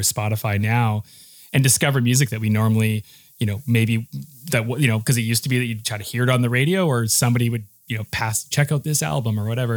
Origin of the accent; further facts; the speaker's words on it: Saskatoon, Saskatchewan, Canada; growing up in a place like Saskatchewan when we were nineteen